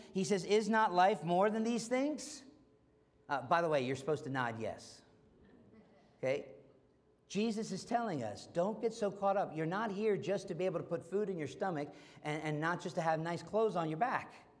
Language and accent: English; United States; being an American